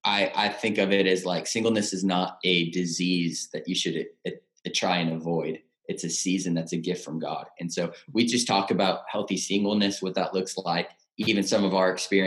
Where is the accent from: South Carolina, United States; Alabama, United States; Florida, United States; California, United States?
California, United States; Rocklin; born and raised in Rockland, California, suburb outside of Sacramento.